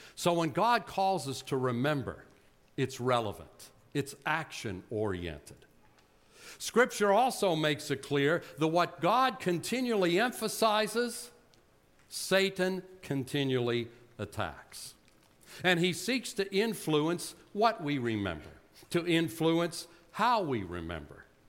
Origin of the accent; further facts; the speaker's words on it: Butler, Pennsylvania, United States; accent: Yinzer; moved away; I grew up in Butler, PA, a Yinzer.